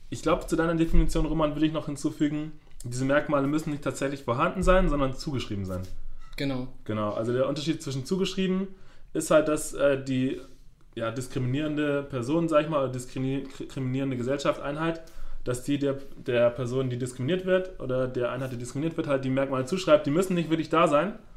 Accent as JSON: {"language": "German", "region": "Schleswig-Holstein", "country": "Germany", "said": "ich komme aus dem Norden, so zwischen Kiel und Flensburg und da ist auch viel Wasser."}